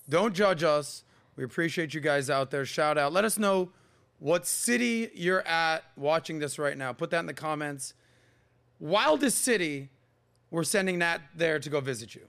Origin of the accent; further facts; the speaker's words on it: Miami, Florida, United States; I am from Miami